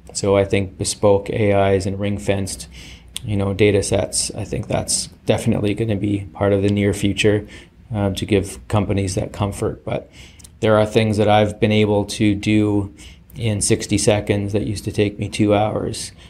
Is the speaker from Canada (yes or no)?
yes; Canada; be humble about being canadian